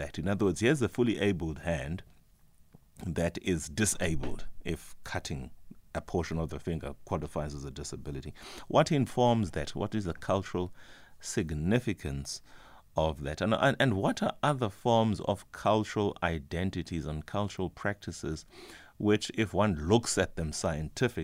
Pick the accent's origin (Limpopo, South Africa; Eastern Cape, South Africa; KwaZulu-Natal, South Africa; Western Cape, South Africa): Eastern Cape, South Africa; Whittlesea; I come from Ehewu, Whittlesea.